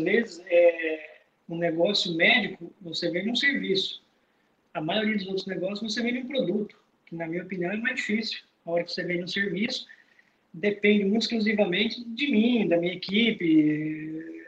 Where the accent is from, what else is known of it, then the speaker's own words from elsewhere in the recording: Rolim de Moura, Rondônia, Brazil; sou lá do interior de Rolim de Moura